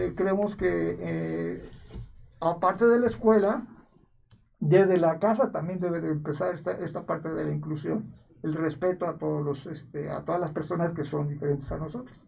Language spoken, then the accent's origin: Spanish; Mexico; como mexicanos